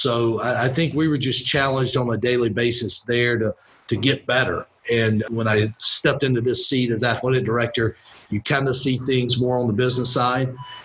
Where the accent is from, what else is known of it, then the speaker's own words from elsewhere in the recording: Winder, Georgia, United States; But yeah, I grew up in Winder, Georgia, over by Athens. Actually, was not a UGA fan.